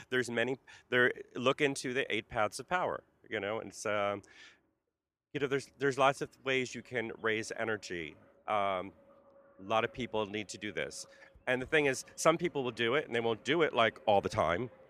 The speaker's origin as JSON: {"language": "English", "town": "Carteret", "region": "New Jersey", "country": "United States", "tie": "born or raised there", "also_born_or_lived": "North Brunswick, New Jersey / San Francisco", "moved": "as an adult", "lives_now": "New York, United States", "said": "Carteret, New Jersey is where I started and ended in, uh, North Brunswick, New Jersey"}